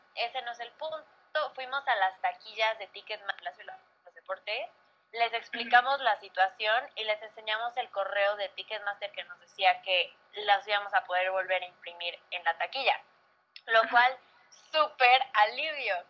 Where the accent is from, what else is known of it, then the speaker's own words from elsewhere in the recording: Mexico; also born or lived in Tampa, United States; no era mi país